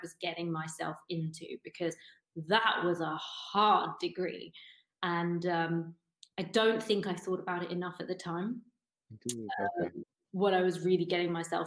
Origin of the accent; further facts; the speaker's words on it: United Kingdom; moved away as an adult; now in Berlin, Germany; originally from just outside London